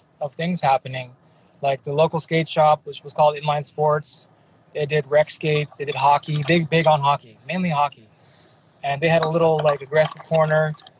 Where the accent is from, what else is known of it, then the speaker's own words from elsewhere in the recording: Milpitas, California, United States; also born or lived in San Jose / San Francisco / Japan / Hawaii; I was born in San Jose. I grew up in a little town called Milpitas. It's in between San Jose and San Francisco. So more towards San Jose. But I lived in San Francisco for a long time, too.